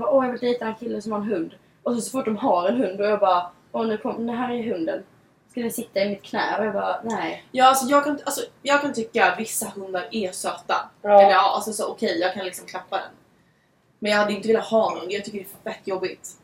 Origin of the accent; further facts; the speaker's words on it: Sweden; moved away as an adult; now in Los Angeles, United States; hemma i Sverige